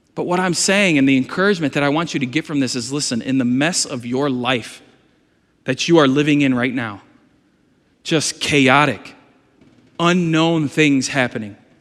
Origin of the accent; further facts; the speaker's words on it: United States; Am I American? Yes